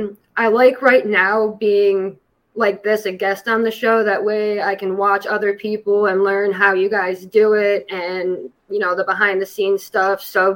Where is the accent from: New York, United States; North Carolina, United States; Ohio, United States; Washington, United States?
Ohio, United States; Yeah, that's correct. I'm just 20 minutes west of Cleveland.